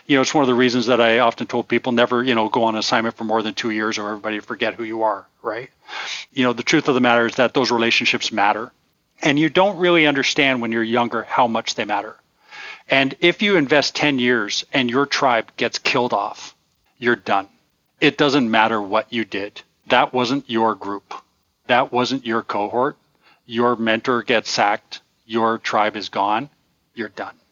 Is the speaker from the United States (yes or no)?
no; Toronto, Ontario, Canada; they would have found us exotic and interesting that when we say we're from Toronto